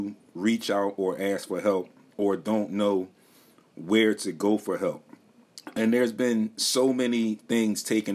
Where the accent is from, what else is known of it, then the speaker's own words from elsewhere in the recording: Philadelphia, Pennsylvania, United States; me also being a Philadelphia native and still currently living here